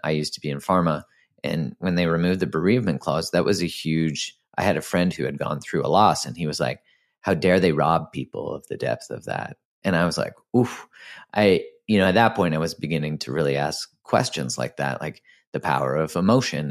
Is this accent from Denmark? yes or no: no; Canada; I'm Canadian